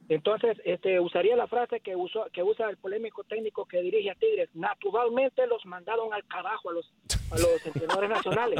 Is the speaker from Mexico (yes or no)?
no; Honduras; now in Houston, United States; aunque no soy salvadoreño, soy hondureño